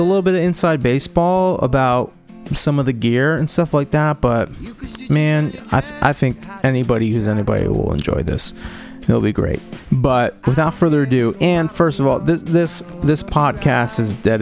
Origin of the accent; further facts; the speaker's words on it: Cambridge, Massachusetts, United States; my hometown of Boston, or I guess technically Cambridge